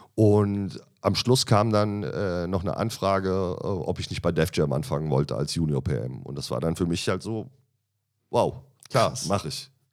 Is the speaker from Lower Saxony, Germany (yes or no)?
no; Michelstadt, Hesse, Germany; moved away as an adult; now in Berlin, Germany; Also ich komme aus einem kleinen Dorf, würde ich es jetzt nicht nennen. Das ist eine ja. kleine Stadt im Odenwald